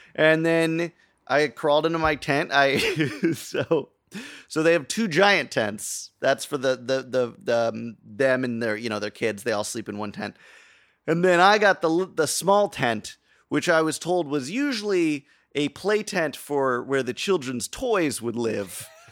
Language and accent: English; United States; as an American